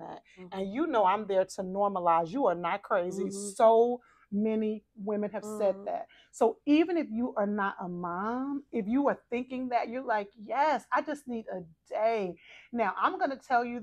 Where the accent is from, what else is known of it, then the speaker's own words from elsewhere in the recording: Texas, United States; I'm from Texas